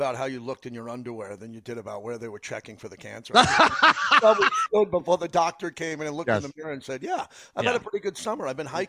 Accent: Long Island, New York, United States; We grew up in Long Island, New York, where the weather was only nice 2 months of the year.

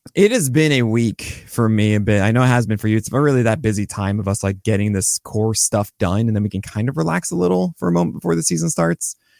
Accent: New York, United States; I'm a New Yorker

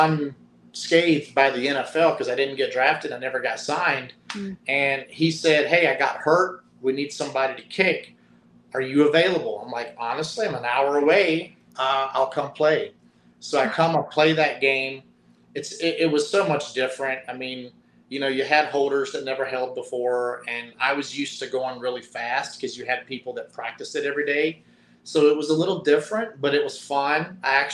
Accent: the mountains of Virginia, United States; accent: strong drawl; I grew up in the mountains of Virginia where, you know, everybody said y'all

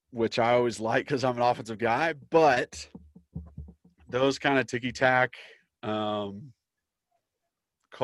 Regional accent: Knoxville, Tennessee, United States; I grew up in Knoxville, grew up in East Tennessee

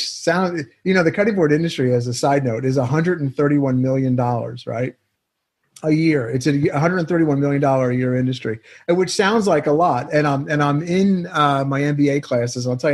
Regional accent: Pennsylvania, United States; moved away; I'm from Pennsylvania.

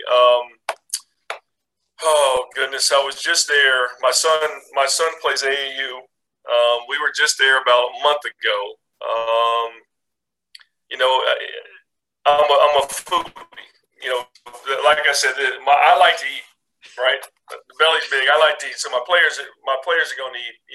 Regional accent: Indianapolis, Indiana, United States; when we were kids growing up in Indianapolis.

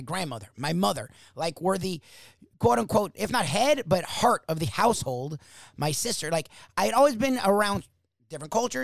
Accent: South Florida, United States; I'm born and raised in South Florida.

